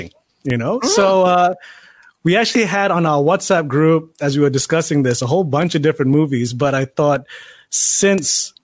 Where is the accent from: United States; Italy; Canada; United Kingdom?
United Kingdom; England; I was growing up in England.